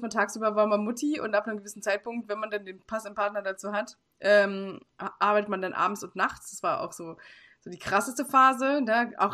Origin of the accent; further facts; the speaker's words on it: Hamburg, Germany; ich komme halt aus Hamburg.